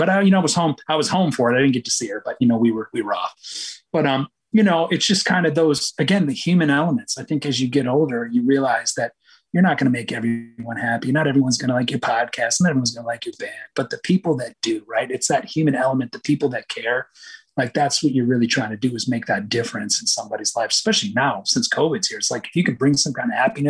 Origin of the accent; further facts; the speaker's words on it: Michigan, United States; And then again, I grew up on the Great Lakes. So Michigan played a big, big role in probably, you know, who I ended up becoming as a musician.